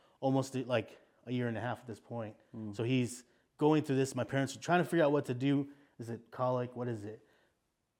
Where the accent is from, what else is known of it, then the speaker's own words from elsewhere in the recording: South Texas, United States; I come from South Texas, which is a very like Hispanic area of Texas, but also connected to Mexico.